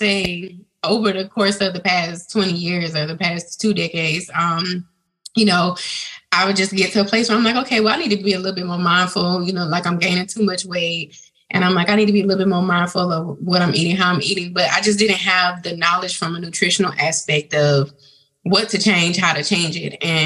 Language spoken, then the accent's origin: English; Georgia, United States; also born or lived in New York; I was born in New York, but I have lived in Georgia most of my life from the time that I was a toddler or infant. So I'm currently located in Smyrna, Georgia